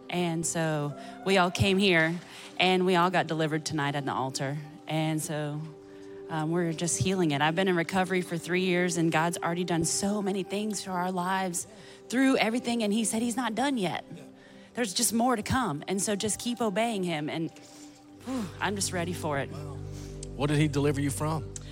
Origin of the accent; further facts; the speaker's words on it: Cumming, Georgia, United States; We're from Cumming. Close. It's right down the road.